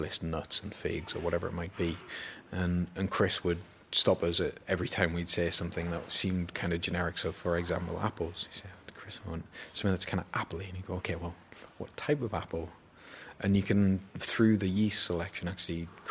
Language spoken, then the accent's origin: English; Newcastle upon Tyne, North East England, United Kingdom; when I was a kid growing up in Newcastle.